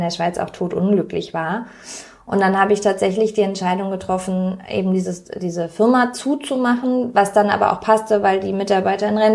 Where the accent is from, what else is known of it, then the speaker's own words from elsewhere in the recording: Berlin, Germany; Und ich fühle mich sehr als Berlinerin.